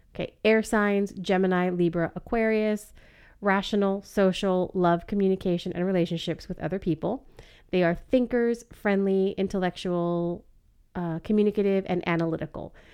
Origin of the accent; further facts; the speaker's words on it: Ventura, California, United States; I was born in Ventura, California